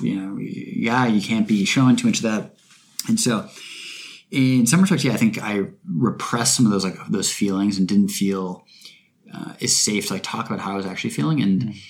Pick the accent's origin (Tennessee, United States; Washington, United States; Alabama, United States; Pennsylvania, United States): Washington, United States; Bainbridge Island; moved away; also born or lived in Seattle; my hometown, Bainbridge Island, which is a super beautiful place